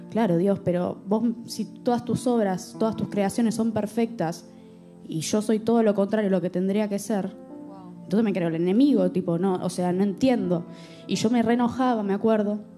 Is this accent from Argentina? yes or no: yes; Argentina; yo vengo, yo soy argentina, por si no se dieron cuenta.